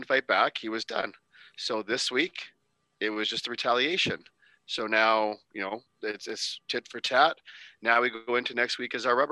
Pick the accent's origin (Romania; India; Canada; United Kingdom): Canada; As a Canadian